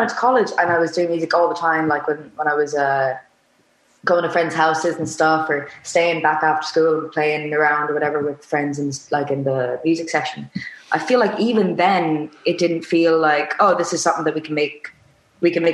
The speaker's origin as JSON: {"language": "English", "country": "Spain", "tie": "born or raised there", "also_born_or_lived": "Waterford, Ireland / London", "moved": "yes", "said": "growing up in Spain, the move to Ireland"}